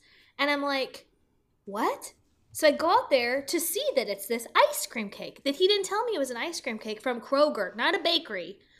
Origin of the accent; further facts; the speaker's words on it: Midwest, United States; Like, I'm from the Midwest.